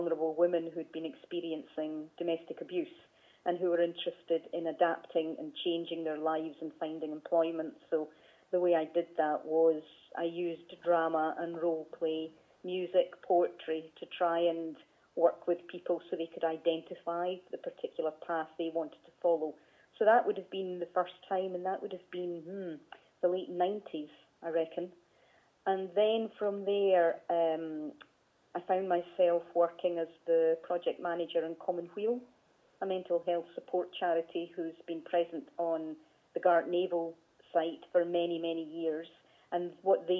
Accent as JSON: {"language": "English", "town": "Kelty", "region": "Scotland", "country": "United Kingdom", "tie": "born or raised there", "also_born_or_lived": "Dunfermline", "said": "I grew up in Fife, born in Dunfermline and grew up in a small mining community called Kelty"}